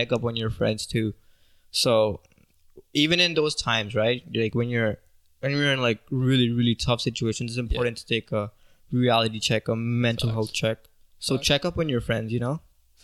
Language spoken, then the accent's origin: English; Pakistan; moved away as an adult; now in Canada; I'm from Pakistan